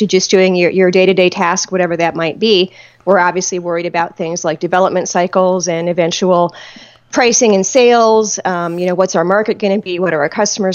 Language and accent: English; Detroit, Michigan, United States; I grew up outside of Detroit.